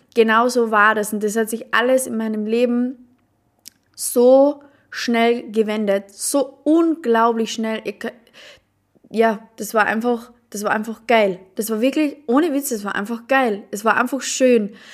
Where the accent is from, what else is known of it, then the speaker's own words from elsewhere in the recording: Carinthia, Austria; ich komme aus Kärnten. Ich komme aus Kärnten, aus Österreich, aus einem mini kleinen Dorf.